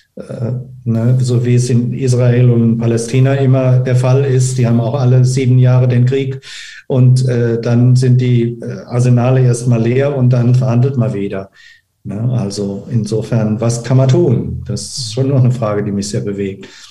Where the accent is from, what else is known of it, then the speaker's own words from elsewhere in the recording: Germany; wir als Deutsche